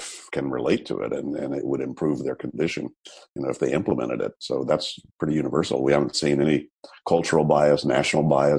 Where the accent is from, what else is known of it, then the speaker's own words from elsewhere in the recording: United States; moved away as an adult; also born or lived in Texas / Louisiana / Florida / California; now in Amsterdam, Netherlands; I grew up in Texas, Louisiana, went to school in Florida, went to grad school in California, stayed in California for, 40 years